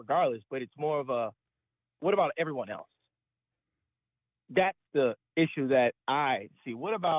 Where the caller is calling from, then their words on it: Baton Rouge, Louisiana, United States; Hi, Tim. I'm calling from the great state of Baton Rouge, Louisiana.